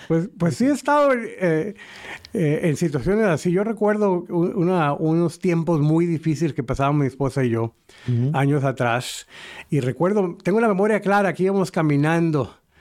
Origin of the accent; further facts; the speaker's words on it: northern Mexico, Mexico; en el norte de México, donde yo soy